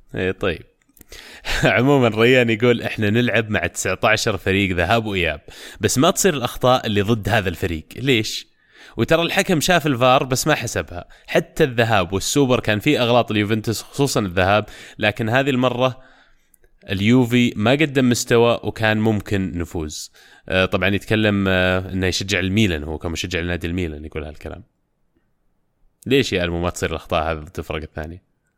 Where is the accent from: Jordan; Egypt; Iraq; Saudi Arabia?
Saudi Arabia